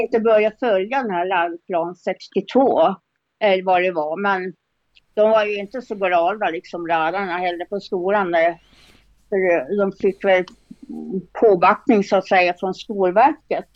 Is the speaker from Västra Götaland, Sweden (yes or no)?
no; Norrbotten County, Sweden; now in Östersund, Sweden; jag kommer från en liten by faktiskt uppe i Norrbotten